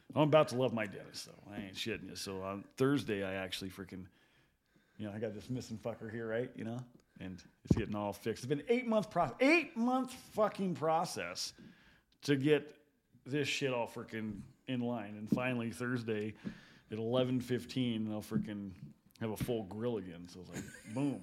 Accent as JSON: {"language": "English", "town": "Gillette", "region": "Wyoming", "country": "United States", "said": "I'm from Gillette"}